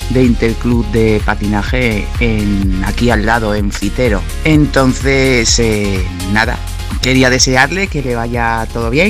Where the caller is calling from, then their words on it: Navarre, Spain; Llamo desde Cintro Navarra